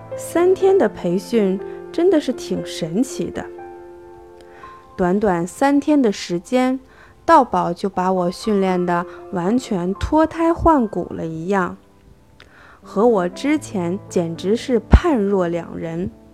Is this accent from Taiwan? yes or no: no; Xiong'an New Area, Hebei, China; 我来自河北雄安新区，在联通公司做销售工作